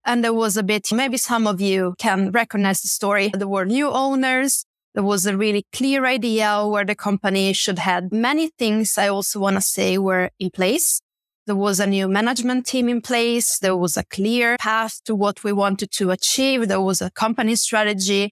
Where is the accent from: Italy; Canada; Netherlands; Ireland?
Italy; Bergamo, Lombardy; moved away as an adult; also born or lived in Milan; now in Stockholm, Sweden; where I'm from, in Italy, I'm from a city called Bergamo, and I started my career in Milan